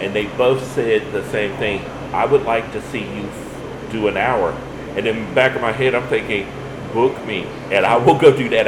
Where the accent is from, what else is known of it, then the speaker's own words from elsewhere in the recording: Louisiana, United States; growing up in Louisiana around that diverse background of people made me be able to go into any room and feel like, yeah, I can conversate with this whole room